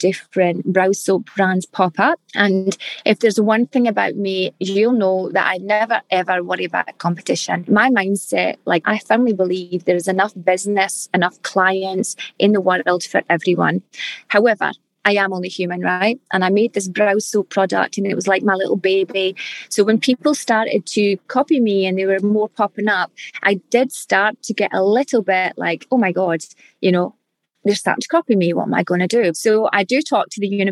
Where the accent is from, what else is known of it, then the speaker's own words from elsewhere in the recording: Scotland, United Kingdom; accent: Scottish; now in Perth, Australia; we're Scottish and back in Scotland